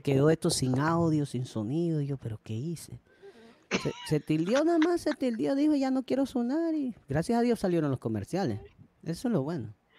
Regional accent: Panama; yo soy panameño

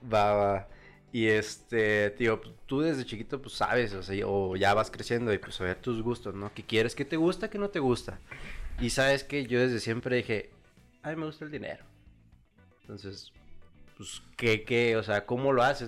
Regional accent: Chihuahua, Mexico; also born or lived in State of Mexico / Nayarit; llegamos aquí a la ciudad de Chihuahua, yo empezando lo que viene siendo la primaria, a los seis años. Entonces, prácticamente aquí en Chihuahua yo tengo desde los seis años, pues, toda mi vida. Realmente, pues ya crecido aquí

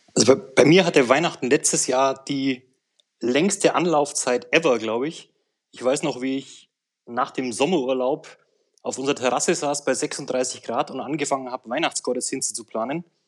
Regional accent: Swabia, Munich, Bavaria, Germany; Ich komme aus äh, Bayern, aus Schwaben

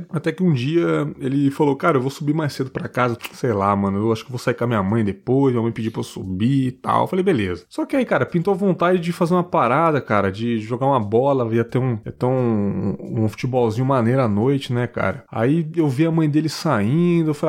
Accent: Pernambuco, Brazil; moved away; also born or lived in Santa Catarina; Meu conterrâneo, sou do Pernambuco também. É, então a gente morava em São Paulo na época

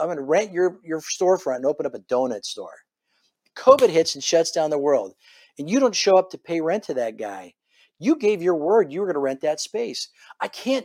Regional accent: Fullerton, California, United States; moved away as an adult; now in Dallas, United States; I was born and raised in Southern California.

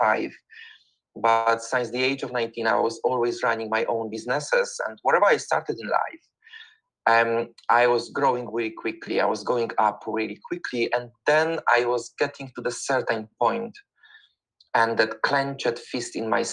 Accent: Poland; moved away as an adult; now in London, United Kingdom; I'm originally from Poland, but for the past 21 years, I was living in the United Kingdom. I'm living in the United Kingdom and in London.

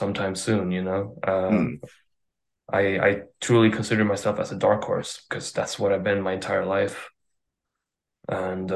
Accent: Sweden; I'm Swedish.

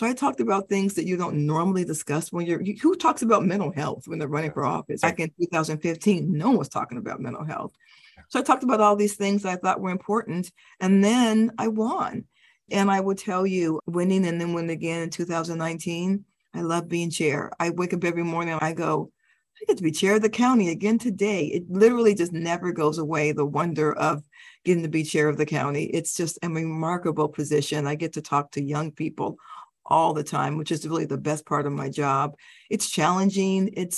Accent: Denver, Colorado, United States; also born or lived in Stuttgart, Germany; I was born in Stuttgart, Germany, but we lived quite a few places before we finally settled in Denver, Colorado.

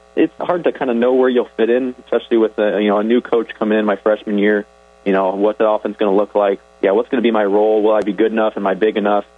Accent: Orange City, Iowa, United States; I grew up in Orange City, so I was right in the neighborhood.

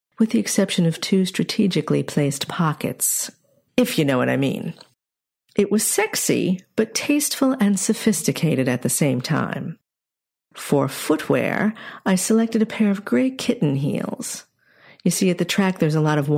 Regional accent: New York's Capital District, United States; I grew up in New York's Capital District

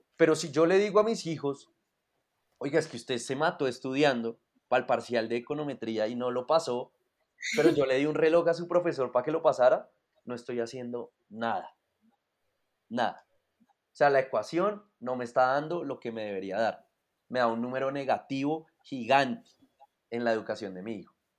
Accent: Colombia; nacimos en Colombia

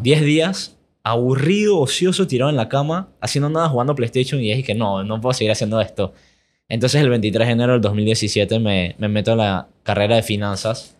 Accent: Panama; also born or lived in United States; mis papás son de aquí, mis abuelos también son de aquí, yo nunca he ido a Europa. Así que soy panameño.

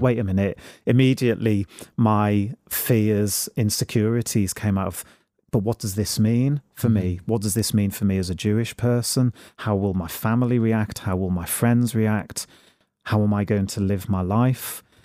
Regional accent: Liverpool, North West England, United Kingdom; moved away as an adult; now in Northampton, United Kingdom; I went to Mass in Liverpool and it was the first time I could receive Holy Communion in my hometown.

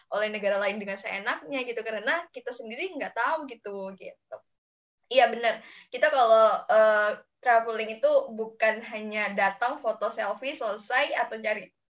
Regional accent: South Sulawesi, Indonesia; soalnya kampung aku kan deket-deket Makassar juga ya. Eh, dekat-dekat Palopo, tahu nggak sih?

